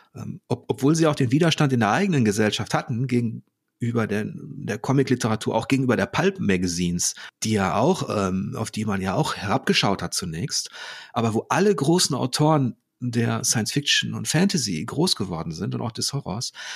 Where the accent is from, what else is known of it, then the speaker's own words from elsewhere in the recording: Ruhr area, North Rhine-Westphalia, Germany; now in Hamburg, Germany; ich komme ja aus dem Ruhrgebiet, bin da, äh, bin da geboren